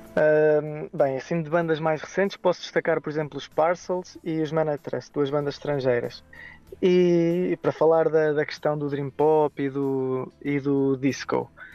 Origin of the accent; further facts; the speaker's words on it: Aveiro, Centro, Portugal; somos de Aveiro